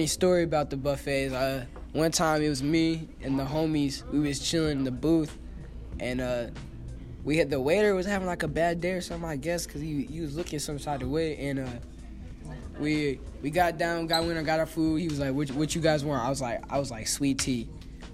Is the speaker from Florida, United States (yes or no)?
no; Kansas, United States; also born or lived in Minnesota / Lawrence, Kansas / Junction City, Kansas; I've been in Kansas all my life, to be honest. I'm not really from here. I'm from Minnesota.